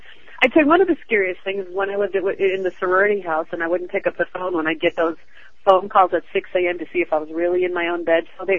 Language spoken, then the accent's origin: English; Chicago, Illinois, United States; I'm from Chicago, and I was a big daddy's girl